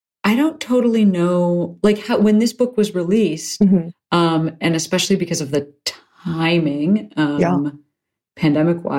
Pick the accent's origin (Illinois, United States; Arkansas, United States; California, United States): Illinois, United States; outside Chicago; moved away; I'm from like 15 miles outside of Chicago